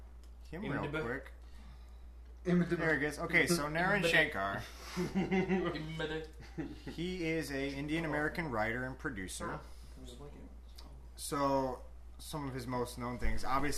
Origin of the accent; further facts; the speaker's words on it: New Zealand; But I'm from New Zealand, and I want the broken